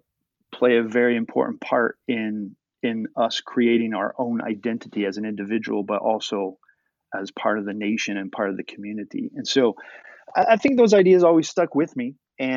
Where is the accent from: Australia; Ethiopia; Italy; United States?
United States; even from a very early age, from my background and the time that I was born and the time that I was growing up in America